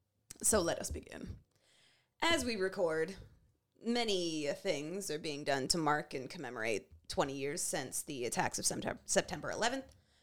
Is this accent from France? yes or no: no; Canada; you are black, and you are Canadian like us